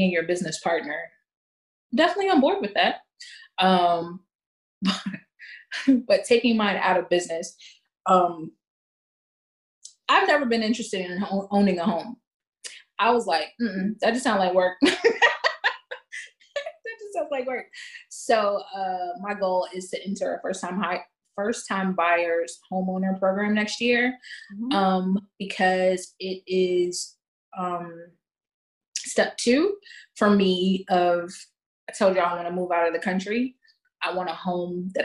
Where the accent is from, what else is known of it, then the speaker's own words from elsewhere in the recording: United States; as an American